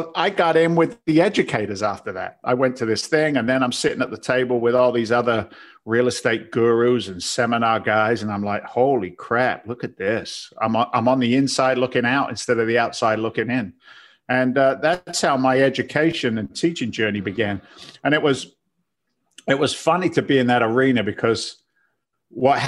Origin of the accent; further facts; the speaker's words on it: London, United Kingdom; now in United States; I'm from London. Now I'm a firefighter